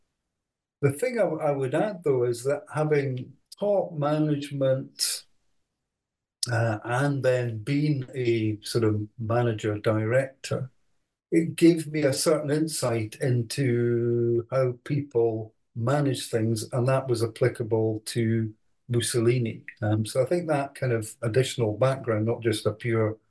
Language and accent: English; Edinburgh, Scotland, United Kingdom; also born or lived in Aberdeen; I was born in Edinburgh, went to school there